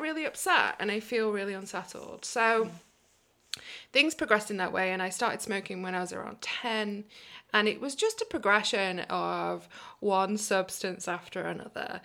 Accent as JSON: {"language": "English", "region": "England", "country": "United Kingdom", "tie": "born or raised there", "also_born_or_lived": "New York, United States", "accent": "British", "moved": "yes", "lives_now": "Portland, United States", "said": "we ended up moving to England when we were just three years old. And that's where I grew up."}